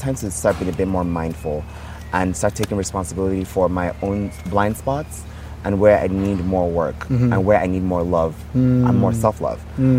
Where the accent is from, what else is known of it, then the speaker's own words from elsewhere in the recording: Nigeria; moved away as an adult; also born or lived in Texas, United States; Nigeria represented a lot of pain for me. Yes. I wasn't understood here.